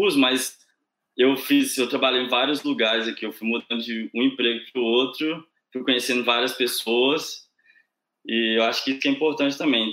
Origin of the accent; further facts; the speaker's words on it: Sete Lagoas, Minas Gerais, Brazil; moved away as an adult; also born or lived in Viçosa; now in Ireland; eu sou do interior de Minas. Uh, eu nasci em Sete Lagoas, que é uma cidadezinha perto de Belo Horizonte. Eu morei lá até os meus 18 anos